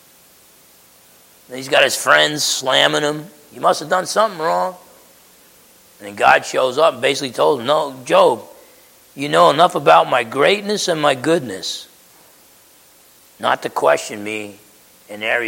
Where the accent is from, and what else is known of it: United States